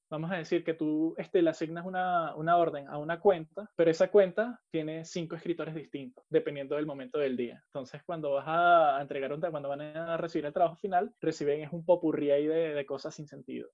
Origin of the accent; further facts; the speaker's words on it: Venezuela; nosotros que somos venezolanos